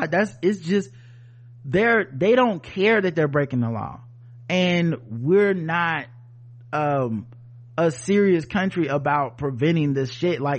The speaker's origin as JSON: {"language": "English", "region": "Midwest", "country": "United States", "said": "I'm from the Midwest, family from New York and Pennsylvania."}